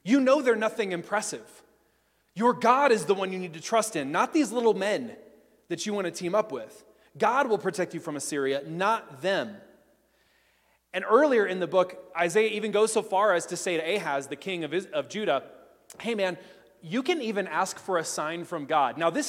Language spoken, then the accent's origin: English; Tennessee, United States; I grew up in Tennessee in cultural Christianity.